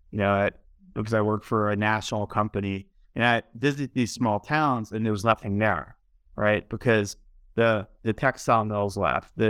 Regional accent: Baltimore, Maryland, United States; I, I grew up in Baltimore, and you know I lived there for a long time

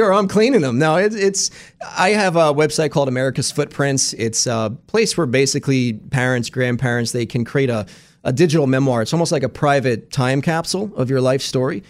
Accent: Pennsylvania, United States; being from Pennsylvania

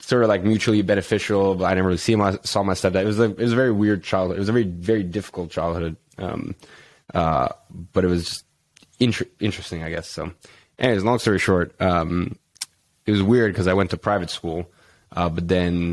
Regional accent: London, United Kingdom; growing up in London

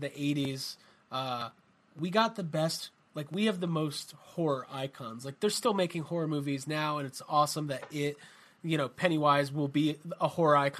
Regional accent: United States; as an American

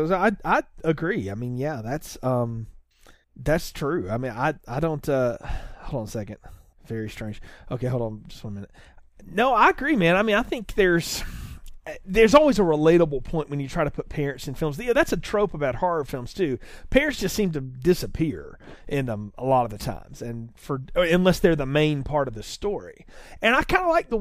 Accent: the South, United States; I grew up in the South.

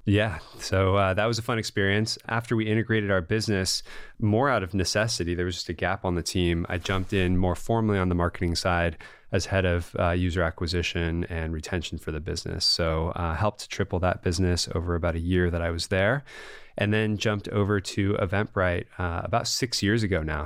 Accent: Bay Area, California, United States; I'm a Californian and a Bay Area na-, native

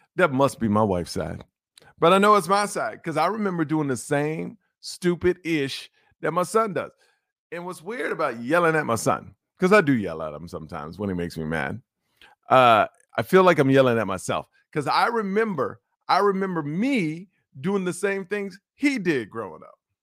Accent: Houston, Texas, United States; if you live in Texas, where I'm from, you know I'm from Houston, Texas

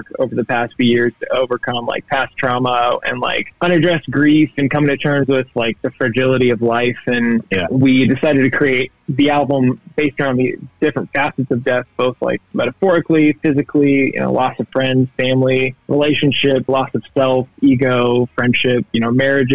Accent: Oregon, United States; also born or lived in Denton, Texas; I grew up here in Oregon, but I did live in Denton for a couple years.

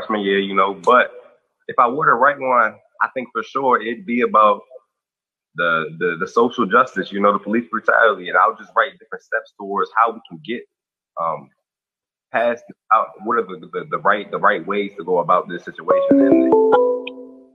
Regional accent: New Jersey, United States; also born or lived in Owings Mills, Maryland; now in Maryland, United States; I was born, but I was raised in New Jersey for majority of my life

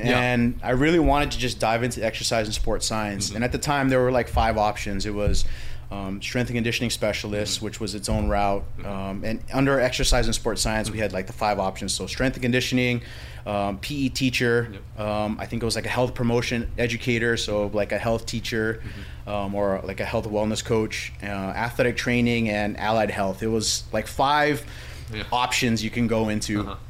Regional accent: California, United States; born there; also born or lived in Hawaii; So I was actually born in California, a military kid, and I went to Radford military school

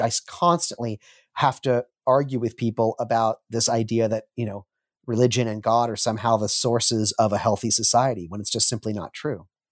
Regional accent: Southern California, United States; moved away; also born or lived in Oregon / Scandinavia; I was born in Southern California, in a little town on the beach between Santa Monica and Malibu

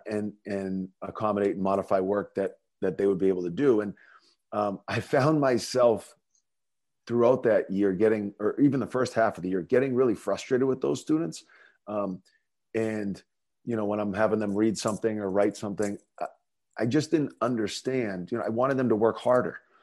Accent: North Andover, Massachusetts, United States; growing up in North Andover, um, you know, obviously a community that's near and dear to my heart

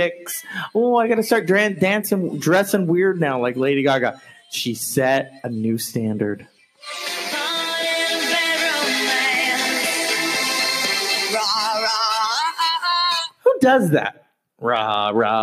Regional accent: West Coast, United States; I'm from the West Coast because we have freeways.

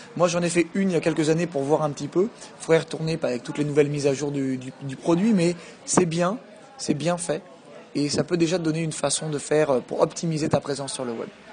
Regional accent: France; born or raised there; moved away as an adult; also born or lived in Quebec City, Canada

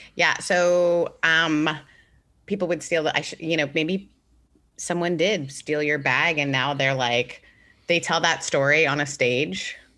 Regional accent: Mississippi, United States; also born or lived in Canada; I'm originally from Canada, grew up in Mississippi. So I moved from Canada to Mississippi when I was fourteen

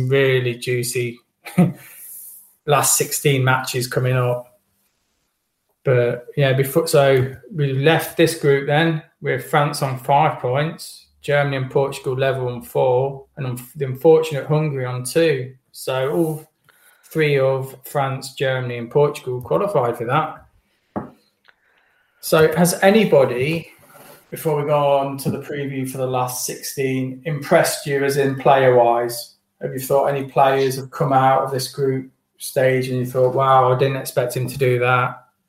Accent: Wales, United Kingdom; as a Welsh fan, I don't know. It's a toss of a coin. I've got a gut feeling with this that I think this is goodbye from us.

